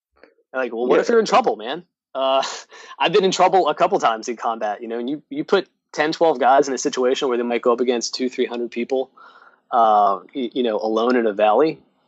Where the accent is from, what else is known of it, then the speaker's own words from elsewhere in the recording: New York, United States; And you and I talked about how I'm originally from New York.